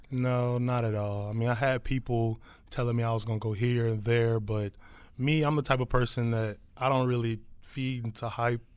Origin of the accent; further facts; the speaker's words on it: Philadelphia, Pennsylvania, United States; now in Detroit, United States; I'm from Philly.